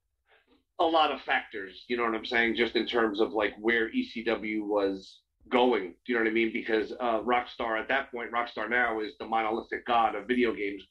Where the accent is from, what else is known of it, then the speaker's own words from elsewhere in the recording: near Queens, New York, United States; I grew up in near Queens, New York